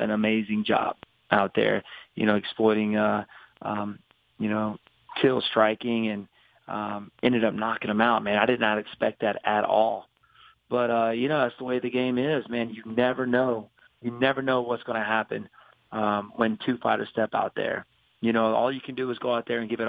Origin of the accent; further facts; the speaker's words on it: Greenville, South Carolina, United States; That's where I was born and raised.